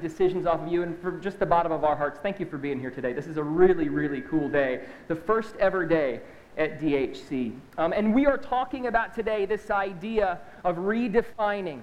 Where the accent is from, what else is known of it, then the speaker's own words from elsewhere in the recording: Southeast Michigan, United States; moved away as an adult; now in South Florida, United States; I'm from Southeast Michigan